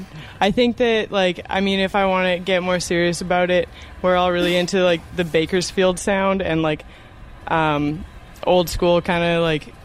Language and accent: English; Calgary, Alberta, Canada; now in Vancouver, Canada; I grew up in Calgary